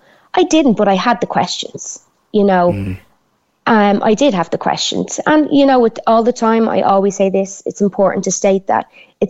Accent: Dublin, Leinster, Ireland; accent: Dublin; Well, this is what I laugh at, because I couldn't be any more Dubliner.

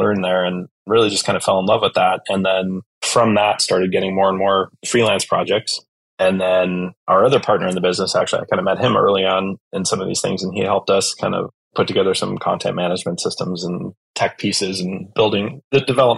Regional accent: Napa, California, United States; also born or lived in Chicago; I grew up in Napa, originally from Chicago, but came out here and went to high school with a bunch of wine kids

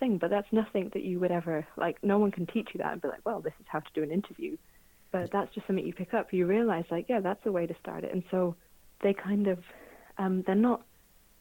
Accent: Birmingham, West Midlands, United Kingdom; moved away; also born or lived in Scotland; I grew up in Birmingham

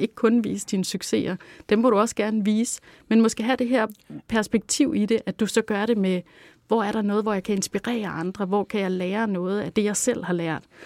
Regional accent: Langeland, Southern Denmark, Denmark; ved at vokse op på Langeland, og hvor jeg voksede op i sådan et sådan lidt øh, hippieagtigt hjem

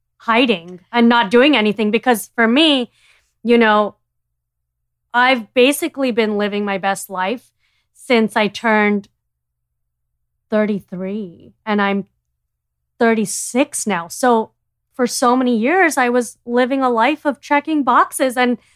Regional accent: India; as an Indian, you know, we are brainwashed with all these social constructs.

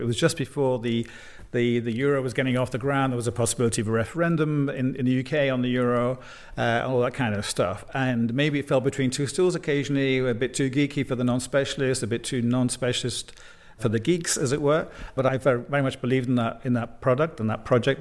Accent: United Kingdom; now in Brussels, Belgium; in the United Kingdom, my home country

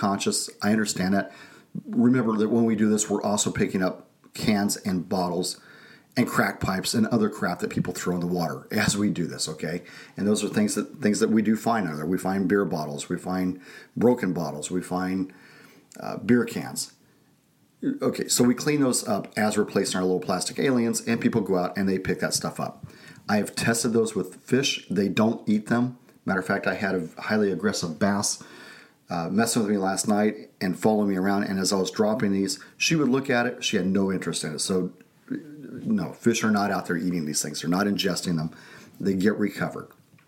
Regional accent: Arizona, United States; also born or lived in Texas / California; now in Idaho, United States; Growing up in Arizona, here in Idaho

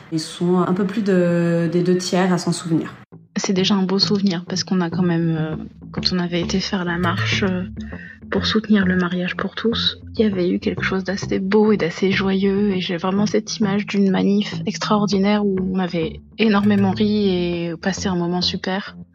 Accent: Lebanon; now in France; Ça fait trois ans à peu près que je suis en France, je viens du Liban.

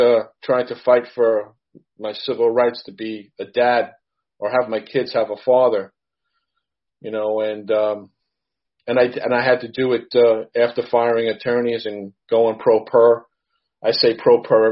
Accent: New York City, New York, United States; also born or lived in Suffolk County, New York; I'm a retired New York City policeman, and I'm a New Yorker

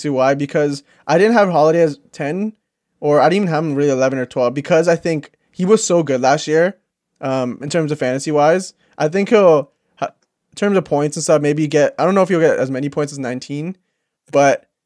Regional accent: Canada; as Canadian

